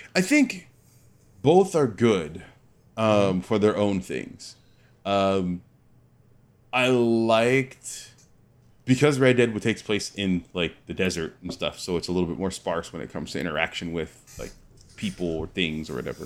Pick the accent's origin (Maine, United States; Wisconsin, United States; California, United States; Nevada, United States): California, United States; I'm from California